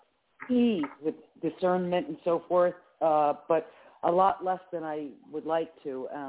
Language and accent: English; Philadelphia, Pennsylvania, United States; from Pennsylvania, Philadelphia.